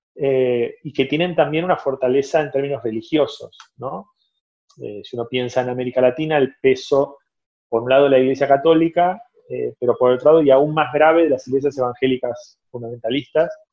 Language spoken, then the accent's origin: Spanish; Argentina; moved away as an adult; also born or lived in Brazil; now in Barcelona, Spain; soy argentino, tengo también nacionalidad brasileña porque viví 10 años en Brasil y actualmente vivo en Barcelona